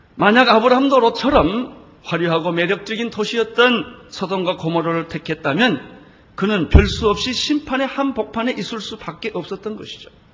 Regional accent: South Korea; 한국에서 온 목사라

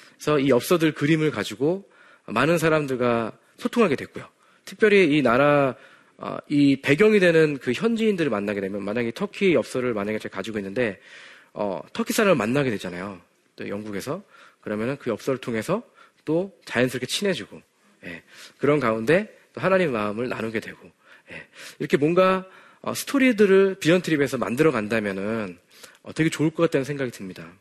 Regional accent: South Korea; 저는 비록 어, 바다 건너편, 지구 반대편에 한국에서 왔지만

